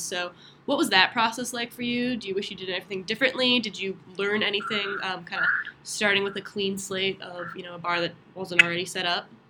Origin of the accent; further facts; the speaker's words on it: Cleveland, Ohio, United States; I'm from Cleveland, Ohio.